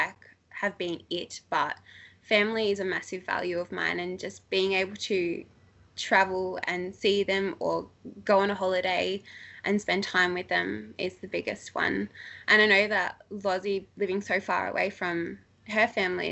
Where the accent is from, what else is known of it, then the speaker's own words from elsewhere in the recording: Australia; I left Australia for the first time in my whole entire life 3 months after starting this business